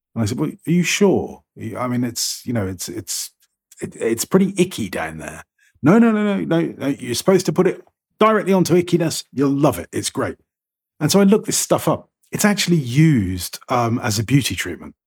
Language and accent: English; United Kingdom; I'm British